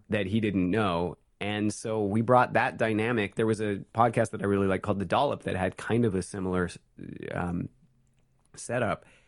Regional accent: San Francisco, California, United States; also born or lived in Oregon; I grew up in Oregon until I was, like, five, and then San Francisco until I was, like, seventeen. So most of my formative time was in the Bay Area

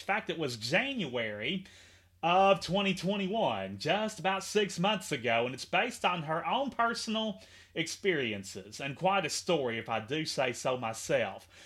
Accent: Henderson, Kentucky, United States; my hometown of Henderson, KY

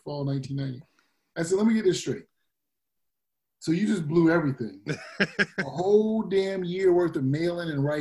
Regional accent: Massachusetts, United States; I was from Massachusetts

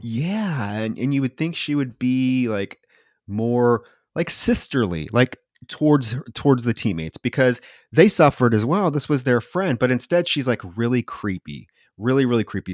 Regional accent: Davenport, Iowa, United States; born or raised there

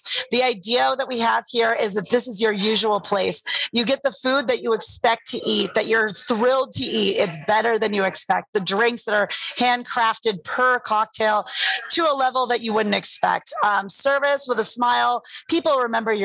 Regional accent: San Diego, California, United States; now in Las Vegas, United States; that's my hometown

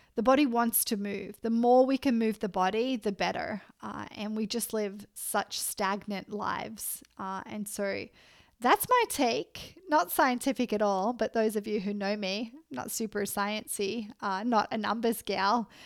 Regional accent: Australia; moved away; I'm Australian

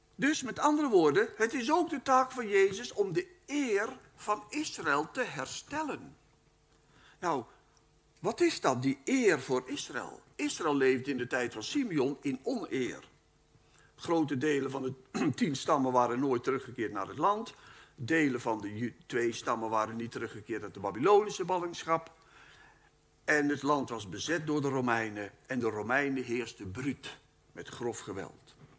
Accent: Netherlands; Wij wonen in Nederland en wij zijn Nederlanders

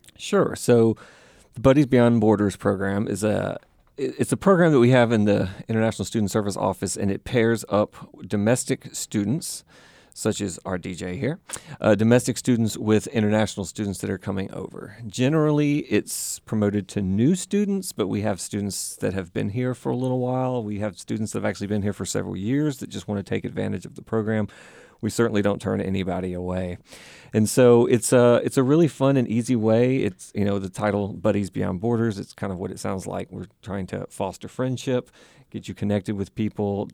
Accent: Vicksburg, Mississippi, United States; moved away as an adult; also born or lived in Jackson, Mississippi / Tanzania; now in South Carolina, United States; I am originally from Mississippi

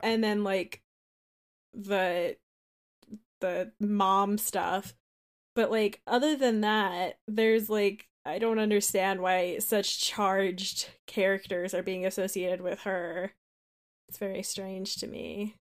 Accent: Colorado, United States; I'm from Colorado

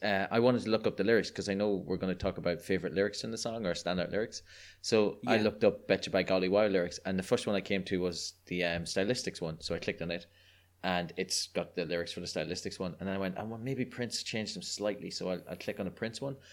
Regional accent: Ireland; accent: Irish; I'm a delightful Irish person, which means that I was growing up in Catholic repressed Ireland

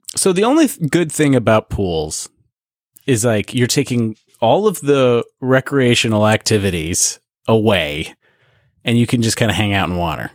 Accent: Canada; growing up in Canada and going to the lake every year in the summer

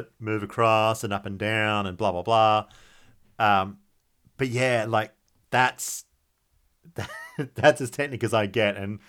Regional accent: Australia; I'm very Aussie in that way.

